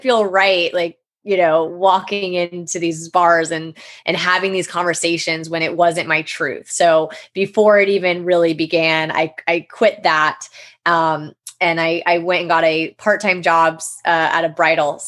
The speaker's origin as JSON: {"language": "English", "region": "Florida", "country": "United States", "tie": "born or raised there", "also_born_or_lived": "Jackson Hole, Wyoming", "said": "I was born in Jackson Hole, Wyoming, and my dad and extended family still live out there. But my mom and dad divorced when I was one. And so I grew up in Florida since a child"}